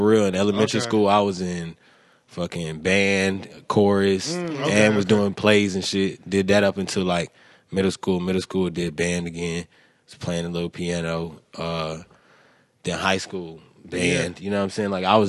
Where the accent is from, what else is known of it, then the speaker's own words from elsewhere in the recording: Brooklyn, New York, United States; born there; I was born here in Brooklyn.